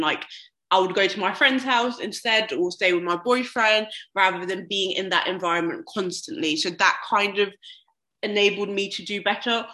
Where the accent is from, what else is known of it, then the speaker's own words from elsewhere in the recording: London, United Kingdom; now in Birmingham, United Kingdom; I'm from London as well